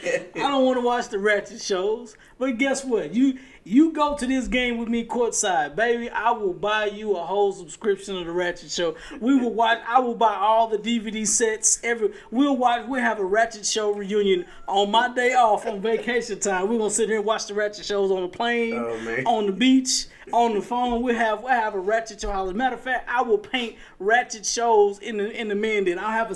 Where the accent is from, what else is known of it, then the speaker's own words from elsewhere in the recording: Chapel Hill, North Carolina, United States; I'm just from Chapel Hill. I'm just saying.